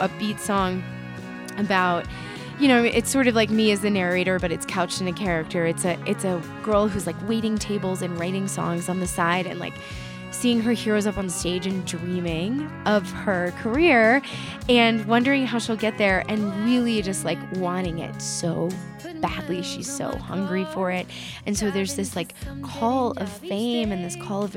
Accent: the South, United States; I grew up in the South

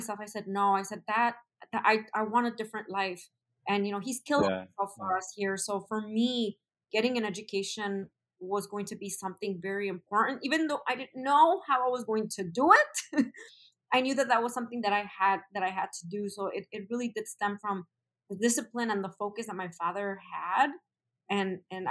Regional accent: Chicago, Illinois, United States; Born and raised in Chicago. I'm from the Pilsen neighborhood. I've been in Chicago my entire life

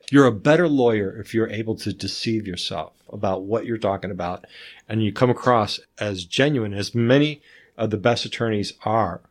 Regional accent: North Carolina, United States; I grew up in North Carolina mostly

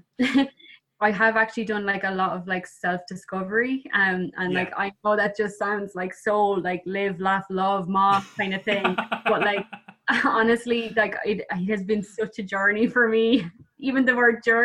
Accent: Ireland; as Irish people

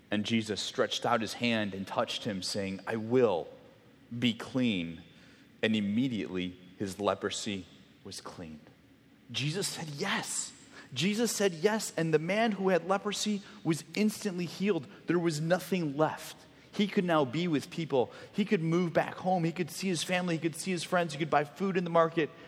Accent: Mexico; I grew up in Mexico, for those of you that didn't know, and the church that I was at for kind of much of my um, middle school, junior high, high school years uh, was on a really main road.

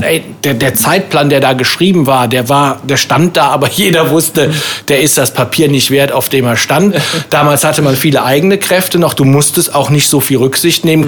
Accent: Windeck, North Rhine-Westphalia, Germany; also born or lived in Waldbröl; now in Bonn, Germany; bin in Windeck-Schladern groß geworden.

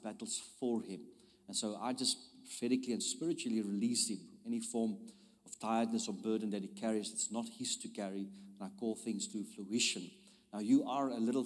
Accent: South Africa; I'm from South Africa.

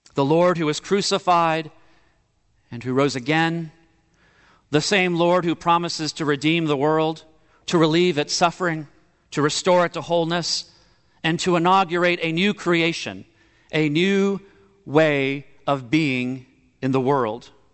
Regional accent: Miami, Florida, United States; moved away; growing up in Miami, Florida

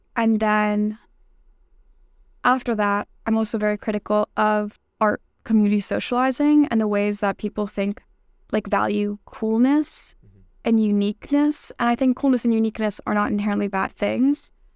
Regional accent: New York City, New York, United States; moved away as an adult; now in Boston, United States; I'm from New York City. I grew up in Brooklyn

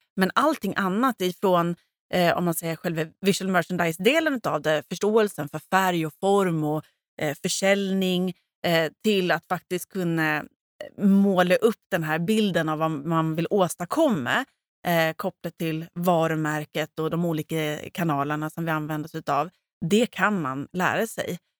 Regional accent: Gotland, Sweden; now in Stockholm, Sweden; jag var gotlänning och jag visste inte riktigt hur det såg ut i Stockholm

